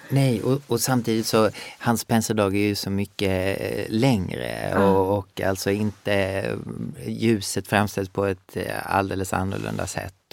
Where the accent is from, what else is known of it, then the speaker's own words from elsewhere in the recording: Sweden; moved away; also born or lived in Skåne / Gothenburg; jag är uppvuxen i Skåne och Göteborg